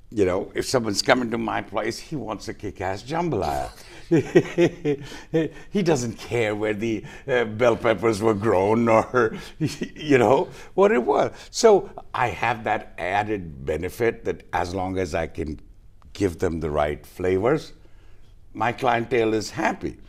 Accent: New Orleans, Louisiana, United States; moved away as an adult; also born or lived in Tokyo, Japan; now in Goa, India; I grew up in the South, in the U.S.

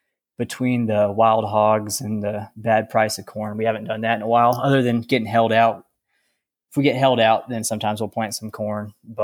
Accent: Lubbock, Texas, United States; now in Roscoe, United States; Well, I am a cotton farmer in Roscoe, Texas, and I didn't grow up on the farm. I grew up in Lubbock, actually, and my parents weren't involved in ag

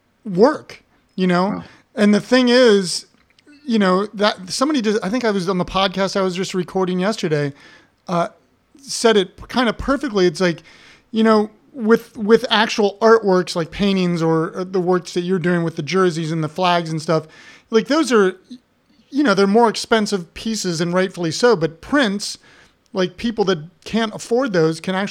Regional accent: Columbus, Ohio, United States; my hometown, like a suburb of Columbus

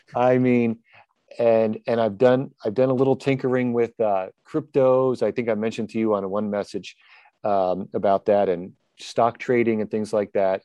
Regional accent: New Jersey, United States; I'm from New Jersey.

